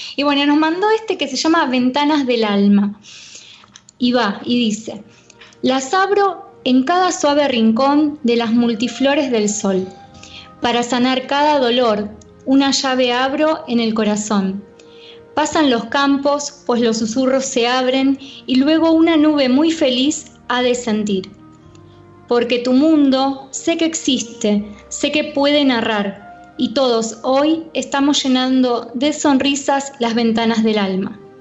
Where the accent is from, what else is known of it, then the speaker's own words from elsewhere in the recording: Argentina; yo nací acá en Argentina, este, soy de zona oeste, y me acuerdo que salía a, la calle a jugar